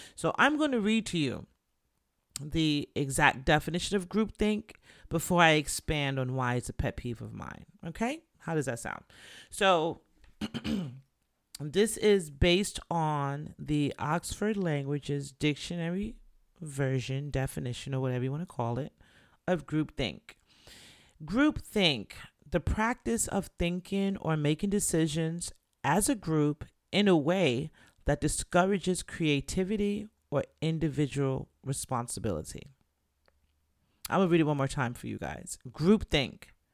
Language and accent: English; Jamaica; I'm Jamaican